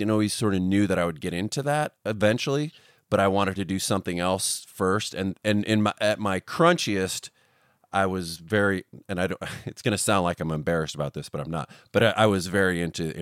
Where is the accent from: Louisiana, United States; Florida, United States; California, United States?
California, United States; Northern; moved away; also born or lived in Seattle; I'm from Northern California